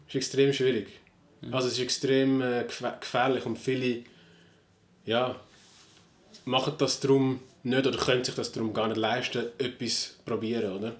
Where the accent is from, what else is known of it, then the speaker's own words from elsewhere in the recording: Switzerland; bei uns in der Schweiz